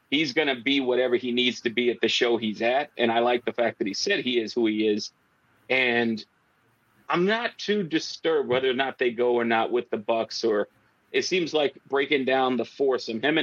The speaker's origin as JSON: {"language": "English", "country": "Canada", "said": "like, as a Canadian, WH did not stand for that."}